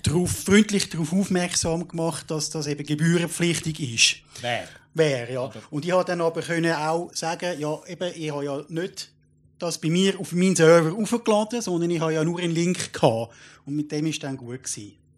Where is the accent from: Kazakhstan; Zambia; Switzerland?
Switzerland; ich jetzt als Schweizer